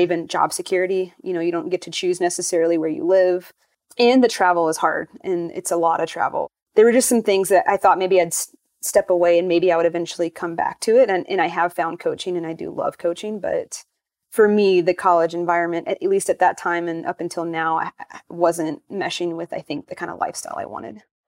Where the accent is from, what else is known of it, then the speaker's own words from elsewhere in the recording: North Carolina, United States; I grew up in North Carolina